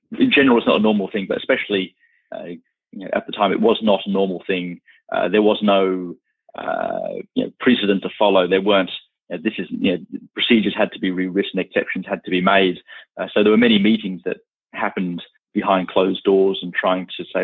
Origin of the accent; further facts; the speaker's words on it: Australia; also born or lived in London, United Kingdom; Australia is definitely home. It always has been